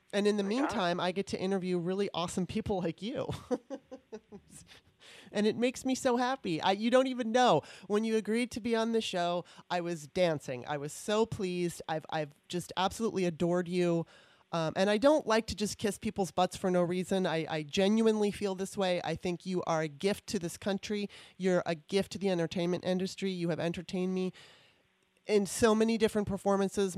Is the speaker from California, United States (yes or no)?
yes; California, United States; moved away as an adult; also born or lived in Maryland; now in Washington, D.C., United States; I was from Maryland, moved out to California when I was nine in '77, and then moved back to the D.C. area um, in 2018